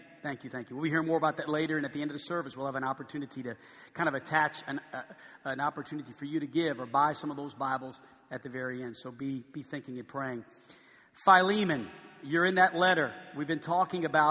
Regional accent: New Orleans, Louisiana, United States; now in Arkansas, United States; I went back to my hometown

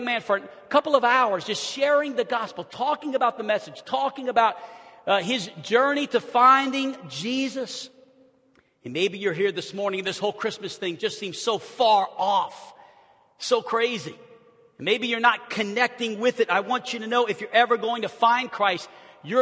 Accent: New Orleans, Louisiana, United States; as a young kid, I grew up in New Orleans, Louisiana

